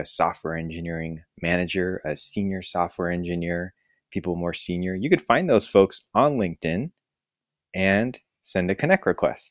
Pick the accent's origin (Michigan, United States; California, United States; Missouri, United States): California, United States; San Francisco; moved away as an adult; also born or lived in Syracuse / Seattle; I was born in San Francisco and grew up here